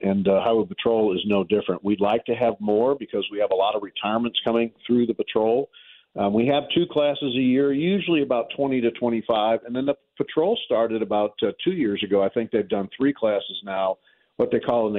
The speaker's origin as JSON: {"language": "English", "town": "St. Louis", "region": "Missouri", "country": "United States", "said": "I'm from North St. Louis there in Walnut Park and Baden"}